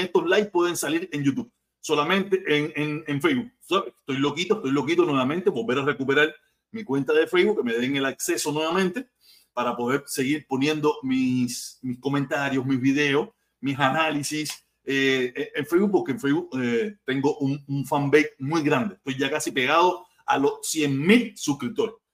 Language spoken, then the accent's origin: Spanish; Havana, Cuba; now in United States; Yo vivía en Habana, yo vivía en Soledad, en el túnel San Miguel, en el pleno Cayo Hueso